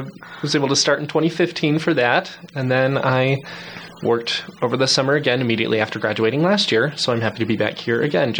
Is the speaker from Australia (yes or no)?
no; West Valley City, Utah, United States; also born or lived in Cedar City, Utah; I'm a Utah native. I'm from the Salt Lake area, a little place called West Valley City. And I came down to Cedar like a week after graduating high school